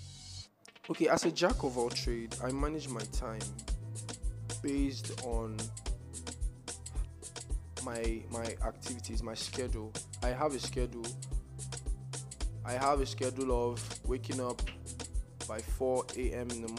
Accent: Nigeria; I'm a Nigerian

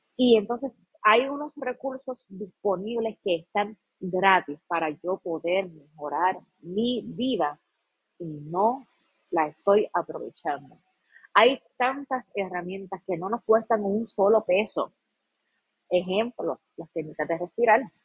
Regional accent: Puerto Rico; como pueblo puertorriqueño nosotros

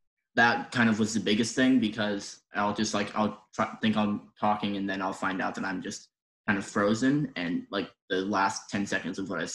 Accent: Chicago, Illinois, United States; I'm from Chicago, Illinois, and I am of the proud Company B.

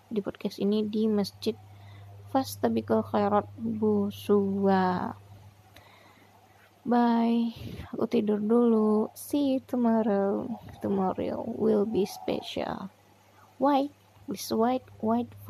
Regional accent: Alahan Panjang, West Sumatra, Indonesia; aku ketemu orang kampungku yaitu ibu lupa aku namanya Punya dia orang alahan panjang, talang babungo. Temu orang kampung nih di Mentawai, Tanah Sipora.

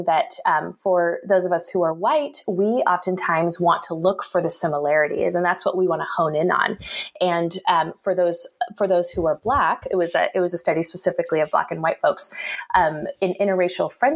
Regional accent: Salem, Oregon, United States; moved away as an adult; now in Bay Area, United States; I grew up in the state capital of Salem, so a few hours north

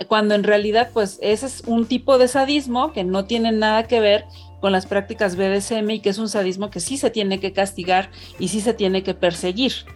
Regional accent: Mexico City, Mexico; yo soy una mujer mexicana, de 43 eh, años que vive en Ciudad de México, pues prácticamente toda, mi vida he estado aquí

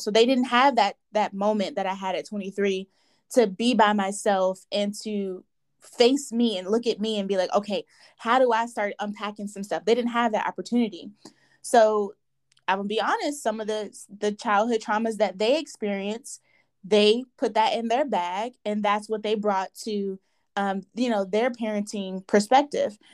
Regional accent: Nigeria; I am a Nigerian woman

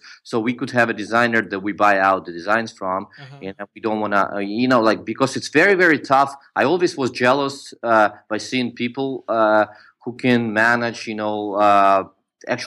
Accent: Ukraine; also born or lived in Georgia; I grew up in the Ukraine

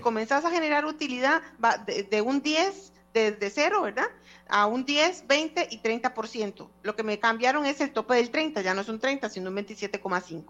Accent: Costa Rica; como costarricenses

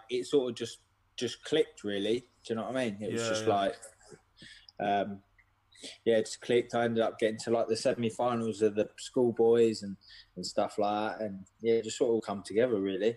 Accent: Ely, East of England, United Kingdom; I'm from Ely, Cambridgeshire, so it's like rap boxing around here is non-existent

